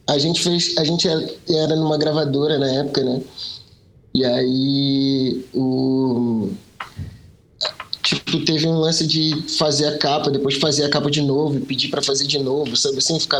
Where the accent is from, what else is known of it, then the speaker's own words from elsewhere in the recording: Pernambuco, Brazil; a gente é pernambucano, tá ligado? O sotaque engana, mas a gente é pernambucano.